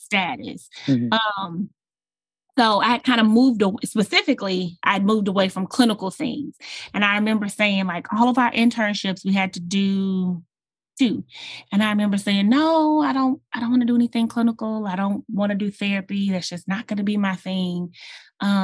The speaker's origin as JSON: {"language": "English", "town": "Houston", "region": "Texas", "country": "United States", "tie": "born or raised there", "said": "I was born and raised in Houston, Texas, and I love this city."}